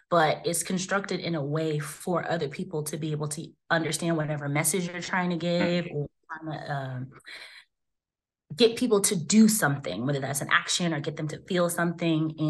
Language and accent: English; Jacksonville, Florida, United States; moved away as an adult; now in San Diego, United States; I'm from Jacksonville, Florida, Duval County, 904.